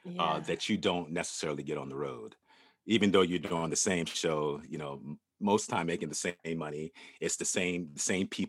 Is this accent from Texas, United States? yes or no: no; Norfolk, Virginia, United States; moved away; I'm from Norfolk, Virginia